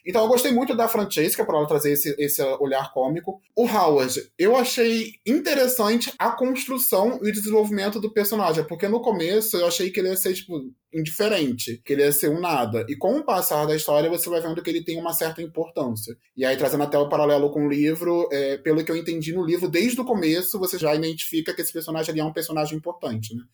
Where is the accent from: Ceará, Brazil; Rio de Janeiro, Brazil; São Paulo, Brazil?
Rio de Janeiro, Brazil; now in Curitiba, Brazil; Sou carioca, mas atualmente estou morando em Curitiba